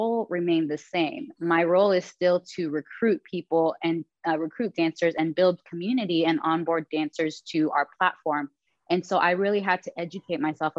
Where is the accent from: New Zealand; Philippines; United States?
Philippines; I'm Filipino